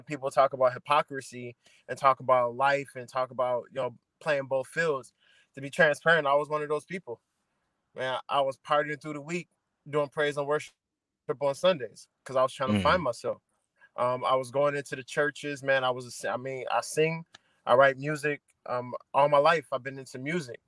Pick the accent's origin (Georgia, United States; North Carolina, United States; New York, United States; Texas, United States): New York, United States; Buffalo; I'm from Buffalo, New York. I always say, man, grew up in Crack Alley. That's the Central Park.